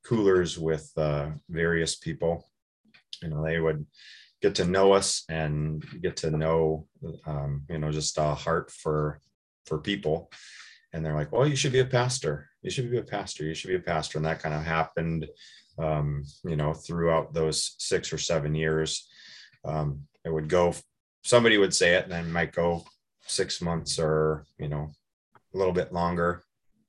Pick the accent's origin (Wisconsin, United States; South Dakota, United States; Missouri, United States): South Dakota, United States; Watertown; moved away as an adult; also born or lived in Brookings, South Dakota / Moorhead, Minnesota; now in Chaska, United States; So I grew up in Watertown, South Dakota.